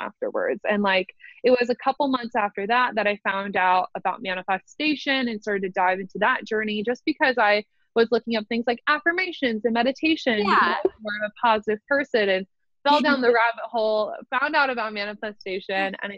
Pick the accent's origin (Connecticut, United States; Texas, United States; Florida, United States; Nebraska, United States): Nebraska, United States; Omaha; also born or lived in Lincoln, Nebraska; I go to college in Lincoln, which is 45 minutes away from my hometown. I live in Nebraska. I'm from Omaha